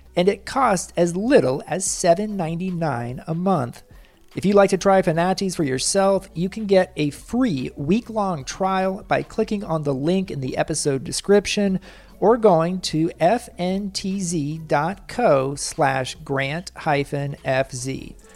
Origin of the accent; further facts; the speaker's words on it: Kansas City, United States; my hometown, Kansas City